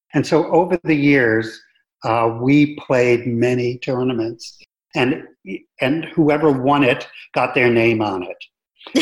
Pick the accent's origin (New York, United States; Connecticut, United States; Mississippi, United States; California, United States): New York, United States; New York City; moved away as an adult; also born or lived in Florida; I grew up in the New York City metropolitan area